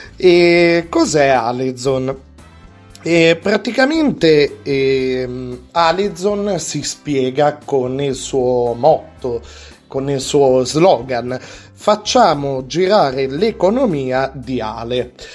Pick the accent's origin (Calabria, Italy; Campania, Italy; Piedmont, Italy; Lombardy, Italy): Piedmont, Italy; Alessandria; io sono di Alessandria, abito in Alessandria, in Piemonte